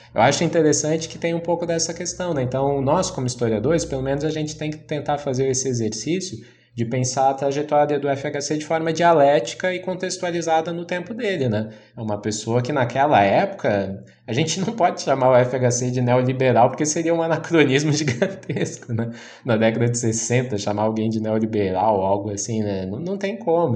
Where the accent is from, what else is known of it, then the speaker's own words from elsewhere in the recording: Santa Catarina, Brazil; eu sou de Santa Catarina